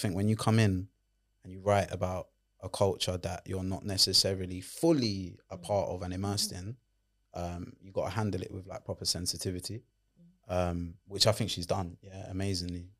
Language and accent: English; London, United Kingdom; accent: Londoner